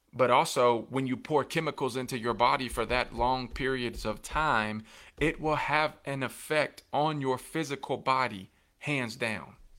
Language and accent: English; Coffee County, Tennessee, United States; in my hometown and in my ho-, my home county